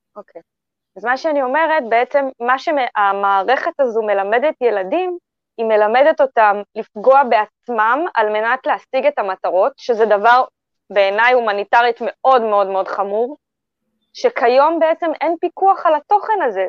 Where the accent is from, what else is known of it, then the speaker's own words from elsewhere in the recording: Israel; אני כבר צברית, אני ישראלית